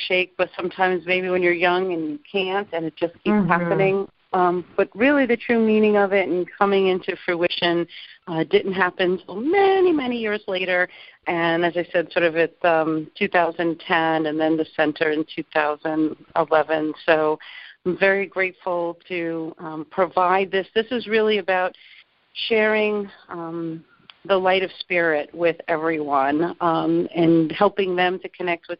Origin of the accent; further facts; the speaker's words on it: Long Island, New York, United States; now in Naples, United States; I'm originally from Long Island, New York